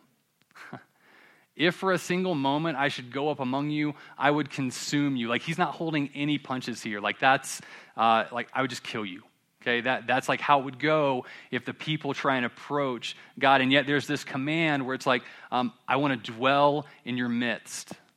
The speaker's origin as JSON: {"language": "English", "town": "Columbia", "region": "South Carolina", "country": "United States", "tie": "born or raised there", "said": "I'm from Columbia, South Carolina"}